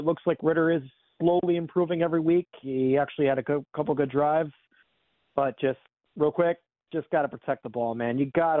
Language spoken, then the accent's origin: English; Pennsylvania, United States; I'm actually from Pennsylvania, but I'm a huge Falcons fan.